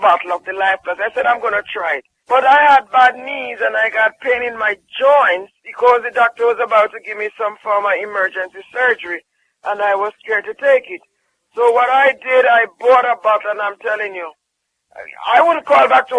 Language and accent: English; Jamaica; I'm from Jamaica